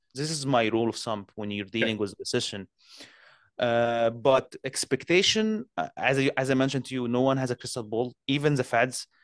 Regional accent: Canada; I'm a Canadian

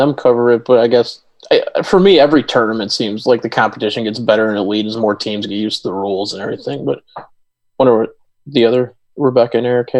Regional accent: Chicago, Illinois, United States; I'm from the Chicago area

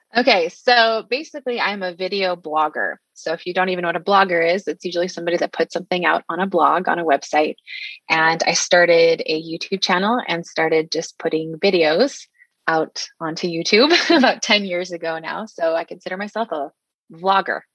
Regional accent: Salt Lake City, Utah, United States; also born or lived in Saudi Arabia / South Jordan, Utah; I was born in March 1984 here in Salt Lake City, Utah

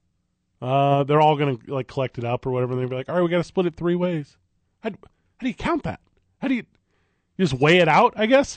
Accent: St. Louis, Missouri, United States; now in Albuquerque, United States; I grew up in St. Louis

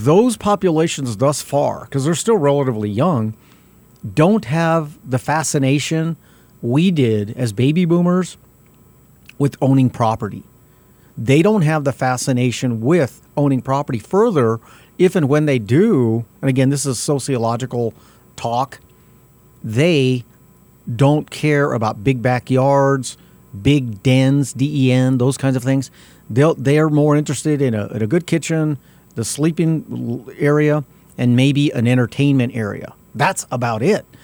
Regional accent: Albuquerque, New Mexico, United States; I'm from South Broadway

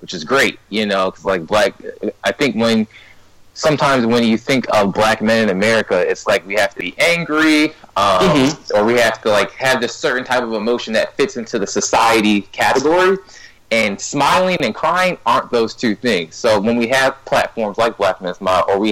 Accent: Ghana; I'm Ghanaian, and I said, in Ghana, we don't necessarily do that all the time.

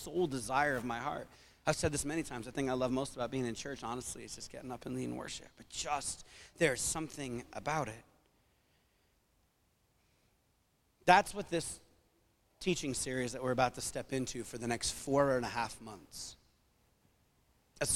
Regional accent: New England, United States; growing up in New England

